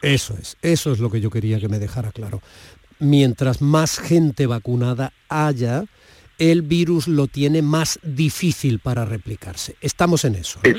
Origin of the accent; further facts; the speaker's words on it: Andalusia, Spain; los andaluces